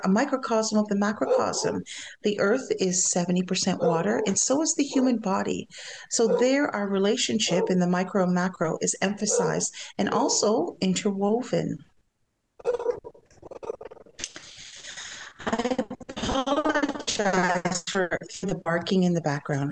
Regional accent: Shawanaga First Nation, Ontario, Canada; I come from Shawanaga First Nations, as you heard, and I am Anishinaabe

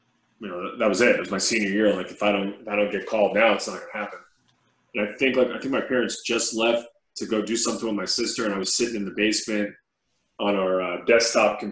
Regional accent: New York, United States; growing up in New York.

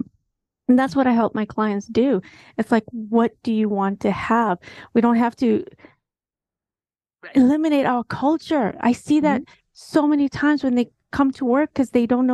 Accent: Kenya; I'm half Kenyan, half American

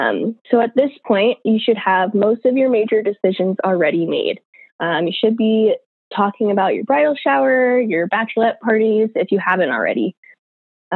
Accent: Orange County, California, United States; moved away as an adult; now in Boise, United States; I grew up in Orange County, California

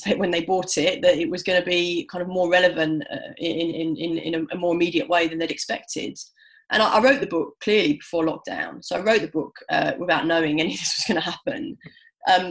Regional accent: London, United Kingdom; I'm a city girl. I'm a Londoner.

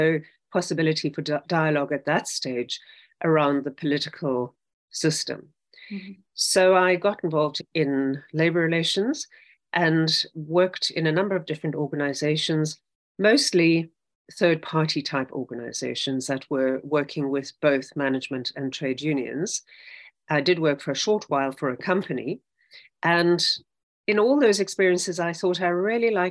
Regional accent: South Africa; I grew up in South Africa.

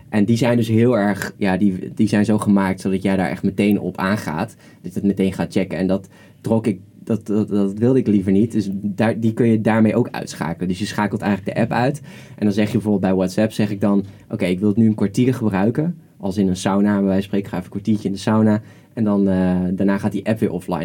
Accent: Netherlands; we als Nederlanders

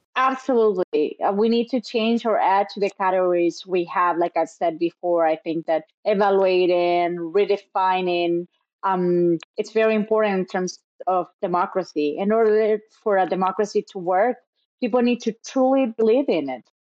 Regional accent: Chile; in Chile, in my home country

